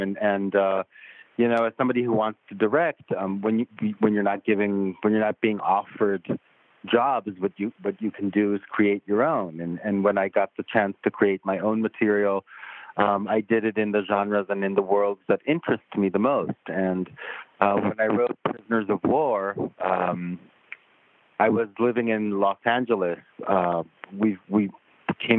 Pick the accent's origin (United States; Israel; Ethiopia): Israel; moved away as an adult; also born or lived in Tel Aviv; I'm from Israel originally